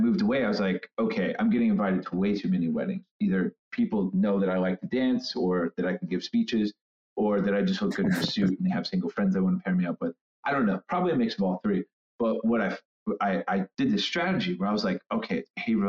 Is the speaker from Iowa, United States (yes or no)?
no; Indiana, United States; moved away as an adult; also born or lived in Chicago / New York; now in San Francisco, United States; I am a born and bred Hoosier